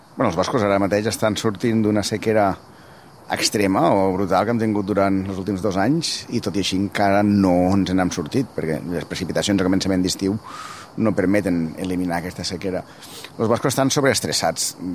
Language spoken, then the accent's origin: Catalan; Tivissa, Catalonia, Spain; jo vaig néixer i visc a Terres de l'Ebre, i hi ha un poble que es diu Tivissa